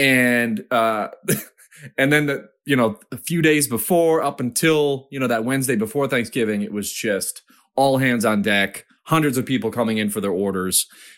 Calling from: Charlotte, North Carolina, United States; I'm calling from Charlotte, North Carolina.

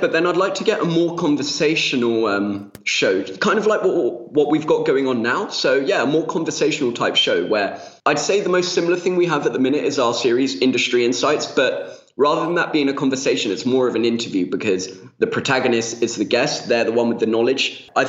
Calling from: Spain; I'm half Spanish and I'm calling from Spain

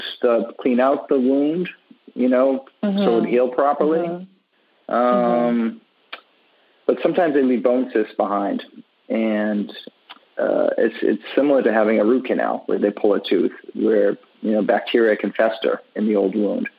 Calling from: Miami Beach, Florida, United States; I'm calling from Miami Beach, Florida.

